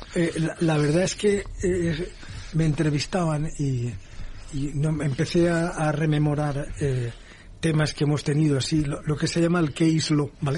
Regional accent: Valencia, Valencian Community, Spain; also born or lived in United States; en Valencia, que es mi tierra

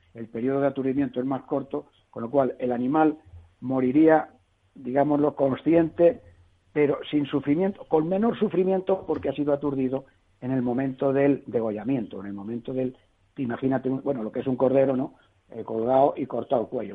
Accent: Toledo, Castilla-La Mancha, Spain; also born or lived in Madrid; como yo soy de Toledo, yo soy más bien del vino castellano manchego

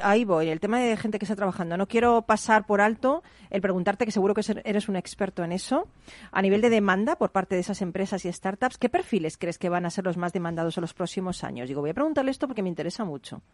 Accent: Spain; nosotros como, como españoles

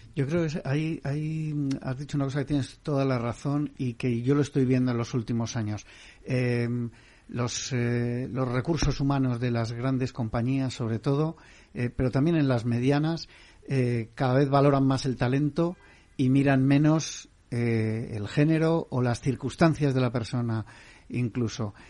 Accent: Basque Country, Spain; mi tierra, Valenciaga

